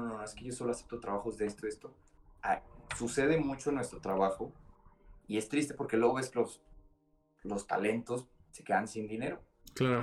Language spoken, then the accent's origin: Spanish; Culiacán, Sinaloa, Mexico; moved away as an adult; also born or lived in Monterrey / Barcelona; now in Mexico City, Mexico; soy de Culiacán